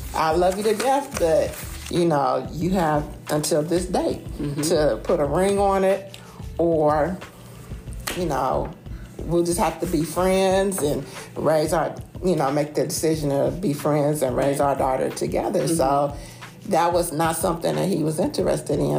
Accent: Carson, California, United States; moved away as an adult; also born or lived in Springfield, Ohio; now in Templeton, United States; I'm from Springfield, Ohio, um, transplanted to the Southern California city of Carson when I was about seven or eight years old. I grew up in um, the LA County

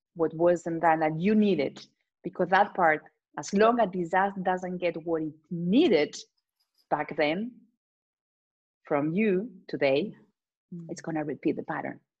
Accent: Spain; English is a second language; I come from Spain

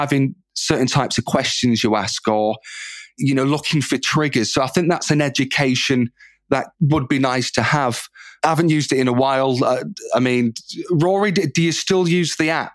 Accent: Manchester, North West England, United Kingdom; my hometown of Manchester

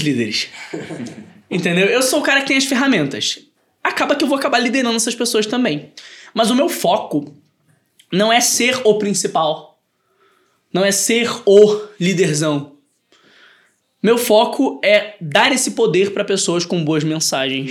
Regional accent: Brazil; Nós somos brasileiros

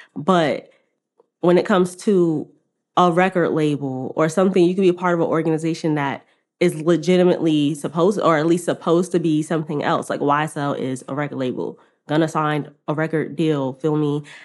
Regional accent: New York City, New York, United States; I'm from Queens

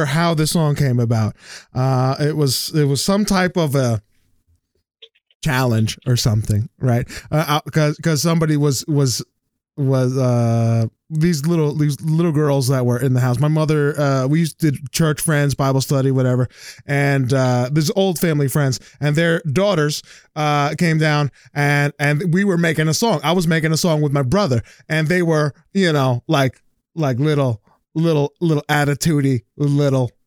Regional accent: New Jersey, United States; I've been born and raised in Jersey

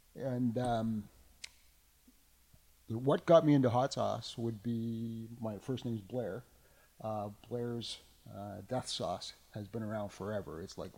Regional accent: Ottawa, Ontario, Canada; I am from Ottawa.

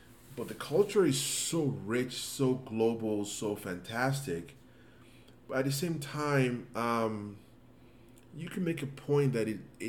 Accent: Nigeria; now in United States; growing up in Africa, where education is almost like you have no choice. Coming to the United States

